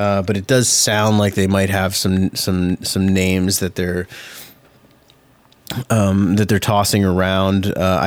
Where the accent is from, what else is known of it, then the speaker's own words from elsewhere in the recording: Mississauga, Ontario, Canada; I grew up in Mississauga.